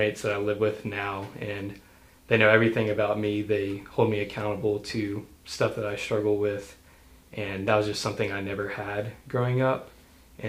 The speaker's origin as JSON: {"language": "English", "town": "Madison", "region": "Mississippi", "country": "United States", "tie": "born or raised there", "said": "I'm actually from Madison, Mississippi. So I've lived in this Jackson area my whole life"}